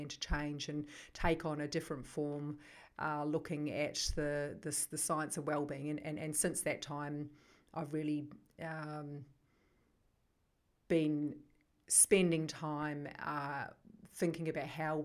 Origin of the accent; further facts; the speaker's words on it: New Zealand; accent: New Zealand; moved away as an adult; now in Melbourne, Australia; I come originally from New Zealand. I still have that accent despite having been in Melbourne now for 23 years. I grew up on a farm in New Zealand.